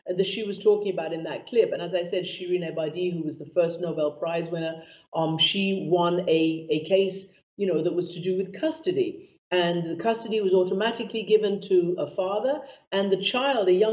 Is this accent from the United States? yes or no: no; Iran; moved away; I lived in Iran and I grew up in Iran.